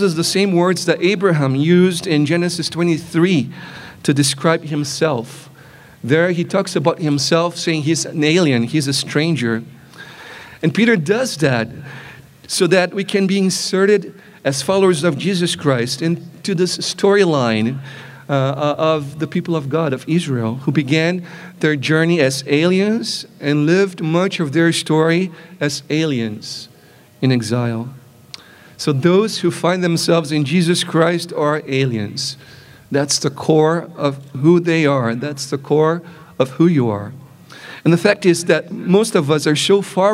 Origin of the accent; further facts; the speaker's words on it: Brazil; moved away; growing up in Brazil is an important element of how I perceive myself to be